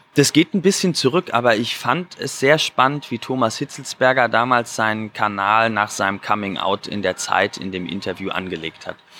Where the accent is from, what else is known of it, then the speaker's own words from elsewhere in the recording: Germany; als Deutscher